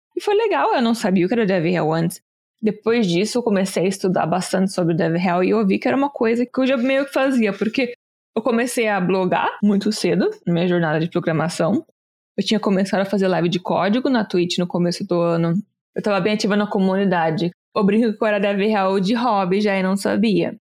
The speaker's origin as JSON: {"language": "Portuguese", "country": "Brazil", "also_born_or_lived": "Chicago / New York", "moved": "as an adult", "lives_now": "United States"}